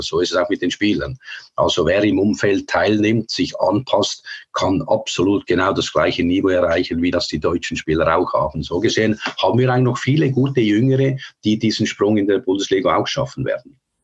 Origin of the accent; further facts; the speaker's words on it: Switzerland; moved away as an adult; Aber ich bin natürlich in der Schweiz geboren, habe alles in der Schweiz gemacht.